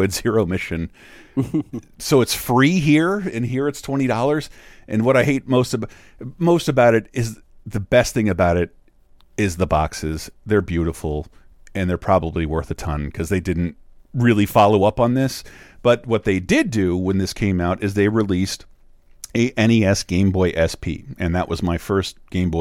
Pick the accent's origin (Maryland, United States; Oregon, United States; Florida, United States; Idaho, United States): Florida, United States; Wakulla Springs area; hometown boy, filmed in my hometown.